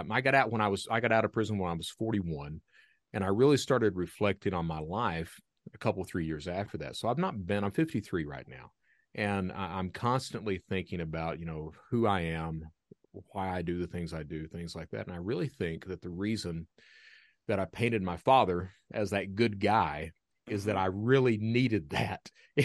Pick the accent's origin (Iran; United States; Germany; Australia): United States; Kentucky; I'm from Eastern Kentucky. Eastern Kentucky, if you've never been right in the heart of the Appalachians in coal country, it's one of these areas that if you're lucky enough to have a job, you're very lucky.